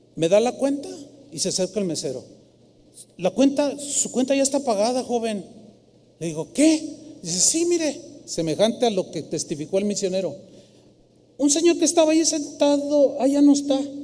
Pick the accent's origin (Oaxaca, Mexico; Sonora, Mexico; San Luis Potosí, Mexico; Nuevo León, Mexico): San Luis Potosí, Mexico; now in Guadalajara, Mexico; fui a mi tierra, San Luis Potosí, a visitar a mi familia